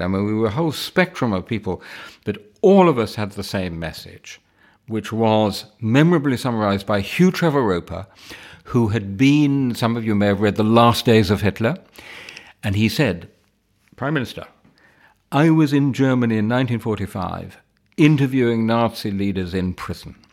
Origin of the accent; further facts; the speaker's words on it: London, United Kingdom; My family is entirely British. I was born in Wimbledon.